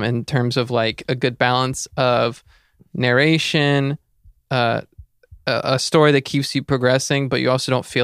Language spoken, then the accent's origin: English; Powhatan County, Virginia, United States; Despite growing up in Powhatan County